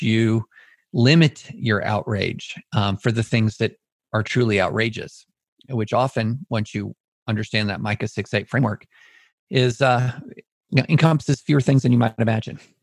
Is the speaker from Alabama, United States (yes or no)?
yes; Auburn, Alabama, United States; I was born in Auburn.